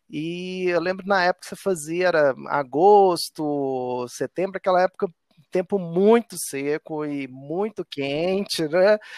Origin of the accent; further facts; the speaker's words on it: Nova Lima, Minas Gerais, Brazil; minha infância foi na década de 80, né? Então eu vivi a febre da, das BMX e como eu sou de Nova Lima e morava em Nova Lima